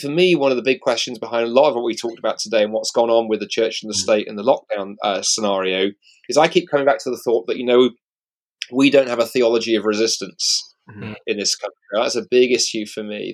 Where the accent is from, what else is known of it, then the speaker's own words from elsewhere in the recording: United Kingdom; British Christians